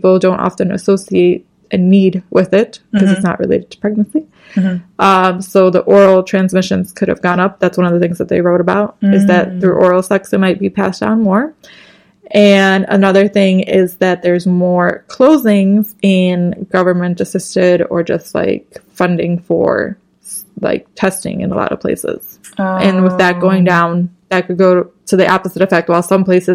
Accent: Chicago, Illinois, United States; we're from Chicago, which is obviously in Illinois

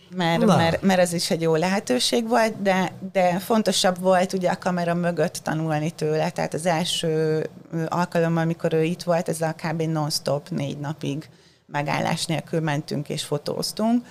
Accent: Hungary; first language Hungarian; moved away as an adult; also born or lived in Baja / Budapest; now in New York, United States; otthon Magyarországon

